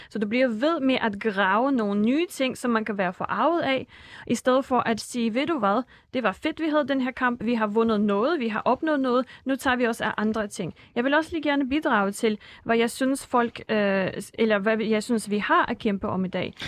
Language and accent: Danish; Russia; now in Denmark; Rusland, hvor jeg kommer fra